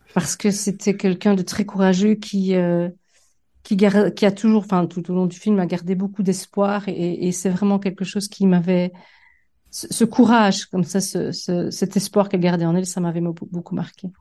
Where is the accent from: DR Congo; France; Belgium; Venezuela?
Belgium; Liège, Wallonia; moved away as an adult; also born or lived in Fontaine / Liverpool, United Kingdom; j'ai fait mes études euh, de primaire dans un petit village euh, qui s'appelait Fontain, enfin qui s'appelle d'ailleurs toujours Fontain dans l'école communale, et mes études secondaires aux Dames de l'instruction chrétienne à Liège.